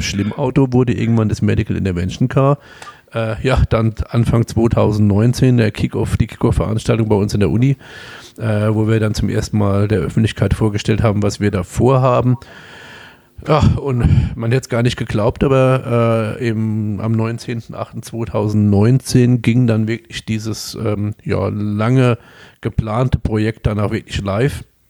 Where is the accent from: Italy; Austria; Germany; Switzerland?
Germany; Kaiserslautern, Rhineland-Palatinate; accent: Pfälzisch; also born or lived in Homburg, Saarland; ich komme aus Kaiserslautern, also 98 Prozent